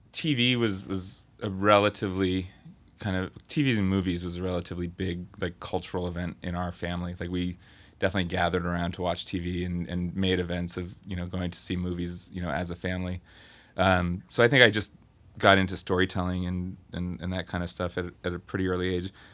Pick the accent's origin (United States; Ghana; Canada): United States; Berkeley, California; I'm from, uh, Berkeley, California.